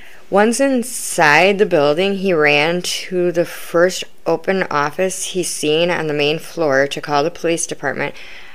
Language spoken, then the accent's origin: English; Midwest, United States; I am from the Midwest and I've heard it both ways